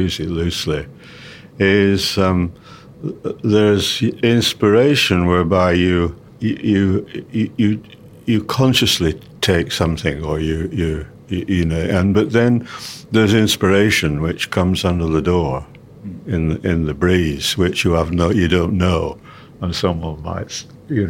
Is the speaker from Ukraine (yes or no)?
no; England, United Kingdom; I'm an English composer